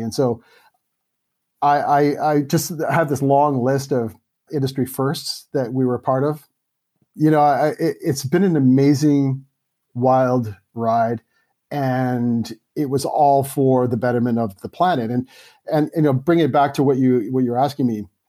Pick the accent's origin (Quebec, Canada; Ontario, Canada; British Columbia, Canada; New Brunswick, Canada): British Columbia, Canada; Vancouver; I grew up in Vancouver, Canada